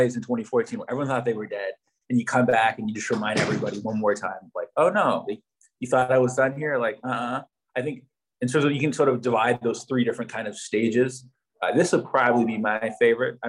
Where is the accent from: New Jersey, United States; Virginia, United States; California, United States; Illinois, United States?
California, United States; Oakland; moved away as an adult; I grew up in Oakland